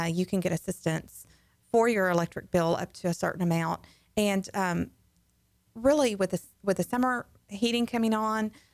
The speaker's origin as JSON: {"language": "English", "region": "Texas", "country": "United States", "also_born_or_lived": "Louisiana", "moved": "yes", "said": "I am originally from Texas, but I have been in Louisiana for the last 20 years"}